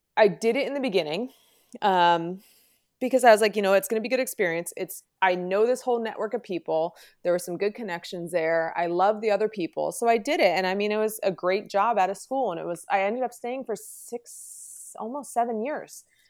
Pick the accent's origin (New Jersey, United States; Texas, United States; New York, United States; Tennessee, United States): New Jersey, United States; born and raised in Jersey